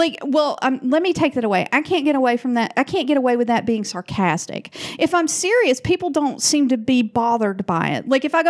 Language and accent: English; Rome, Georgia, United States; moved away as an adult; now in Portland, United States; my hometown of Rome, Georgia.